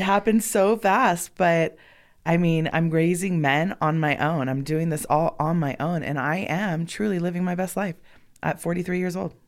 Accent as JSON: {"language": "English", "town": "Los Angeles", "region": "California", "country": "United States", "tie": "born or raised there", "also_born_or_lived": "Bend, Oregon", "moved": "as an adult", "lives_now": "Sparks, United States", "said": "born and raised in Los Angeles"}